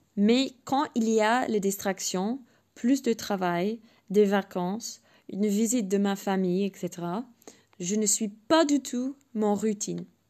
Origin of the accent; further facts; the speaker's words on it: England, United Kingdom; French is a second language; moved away; je suis anglaise